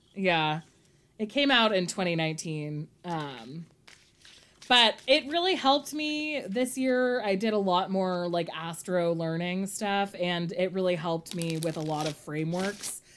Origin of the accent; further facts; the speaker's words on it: California, United States; me as a Californian child